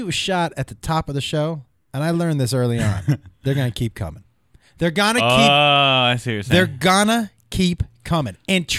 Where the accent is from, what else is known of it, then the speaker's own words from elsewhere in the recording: Massachusetts, United States; No, I'm from Massachusetts.